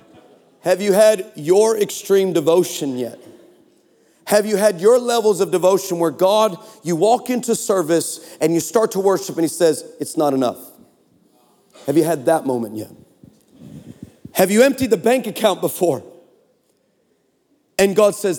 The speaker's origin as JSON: {"language": "English", "region": "Texas", "country": "United States", "said": "We're from Texas"}